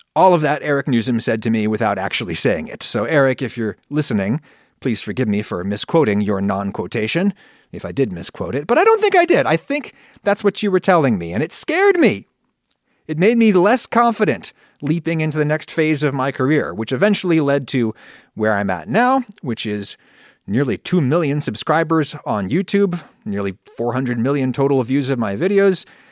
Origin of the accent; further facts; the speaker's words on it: United States; first language English; I grew up in a former British colony, the United States, and thus the global second language is my first language.